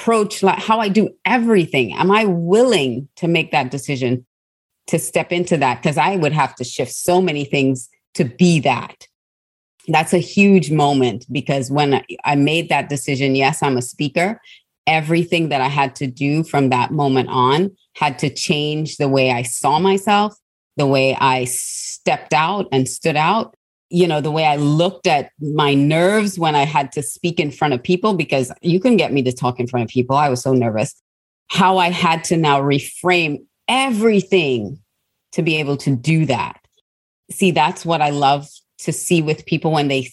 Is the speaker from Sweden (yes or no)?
no; Australia; also born or lived in Trinidad; I was born in Trinidad and I grew up in Australia